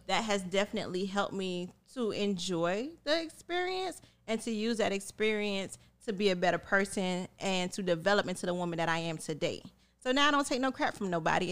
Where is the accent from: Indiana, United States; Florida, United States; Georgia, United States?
Florida, United States; Miami; growing up in Miami, I grew up in a melting pot